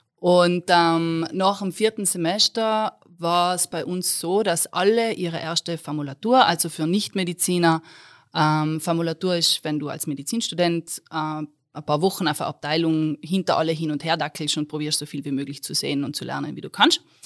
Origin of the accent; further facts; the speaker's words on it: South Tyrol, Trentino-Alto Adige, Italy; accent: South Tyrolean; moved away as an adult; now in Innsbruck, Austria; Südtirolerin, falls es jemand noch nicht herausgehört hat aus meinem Dialekt. Ähm, Wahlinnsbruckerin